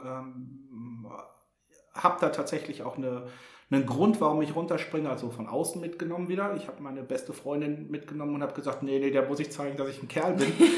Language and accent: German; Hamburg, Germany; Als Hamburger